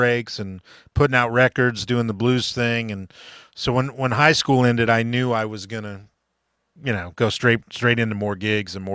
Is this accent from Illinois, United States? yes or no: no; Miami, Florida, United States; now in Los Angeles, United States; I grew up in Florida